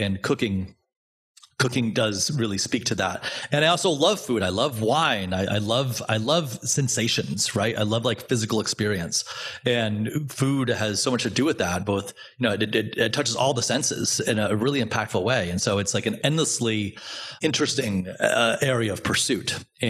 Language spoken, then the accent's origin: English; Providence, Rhode Island, United States; And Al Forno was in Providence, and I grew up in Providence.